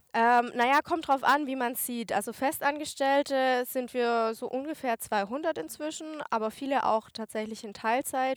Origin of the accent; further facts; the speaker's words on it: Germany; in Deutschland hier, wo ich ja auch wohne, wo ich herkomme